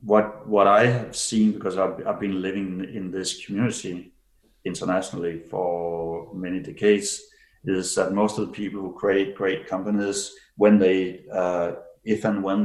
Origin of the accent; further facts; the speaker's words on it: Denmark; now in Switzerland; And I can see now, so I've lived in Switzerland for 28 years. I came from Denmark.